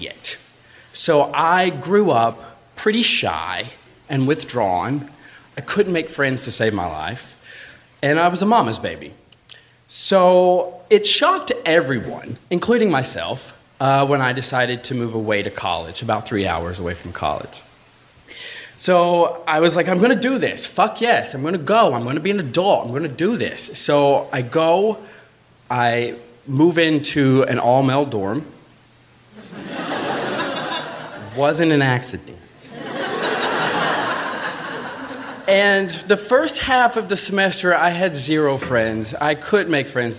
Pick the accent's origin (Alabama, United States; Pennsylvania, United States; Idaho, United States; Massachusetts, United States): Alabama, United States; I'm from Alabama. I grew up in a really small farm town in Alabama